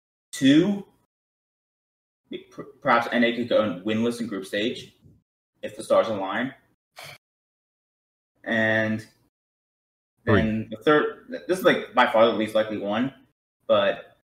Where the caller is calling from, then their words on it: Dallas, Texas, United States; I'm calling from Dallas Fort Worth Metroplex in Texas.